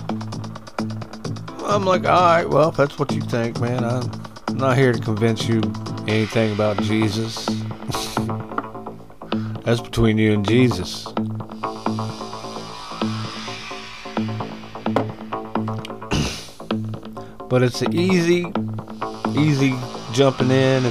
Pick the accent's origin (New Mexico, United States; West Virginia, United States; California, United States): West Virginia, United States; moved away; I'd have to go back to West by God, Virginia to run for some kind of office on people I know